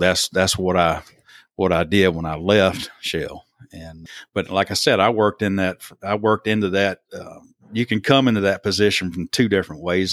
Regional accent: Thomasville, Alabama, United States; also born or lived in Selma, Alabama; born in Selma, raised in Thomasville, which is about, you know, y'all, I always have to tell people that, uh, Thomasville is like two hours straight north of Mobile

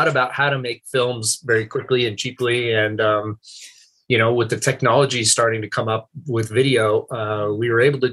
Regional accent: Santa Maria, California, United States; I grew up on the Central Coast in Santa Maria

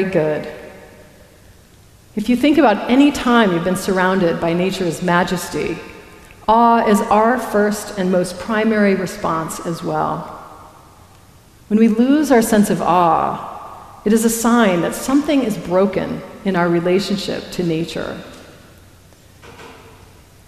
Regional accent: Colorado, United States; I grew up in Colorado, a frontier town on the edge of the Great Plains

